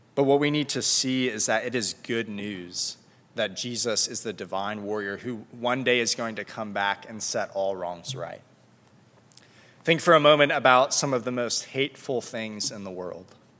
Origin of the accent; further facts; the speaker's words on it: South Florida, United States; moved away; I'm from South Florida